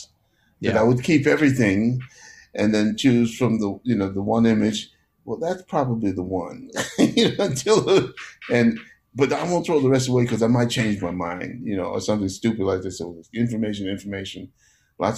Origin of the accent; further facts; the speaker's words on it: New York City, New York, United States; also born or lived in Panama; I was a city kid, you know, from the time I came from Panama, got to New York.